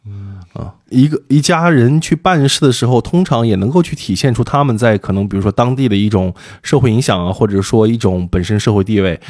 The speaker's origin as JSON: {"language": "Chinese", "town": "Suide", "region": "Shaanxi", "country": "China", "tie": "born or raised there", "moved": "yes", "lives_now": "Beijing, China", "said": "一个土生土长的陕北人"}